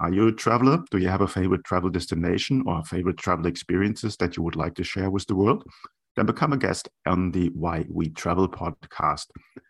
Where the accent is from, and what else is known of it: Germany; moved away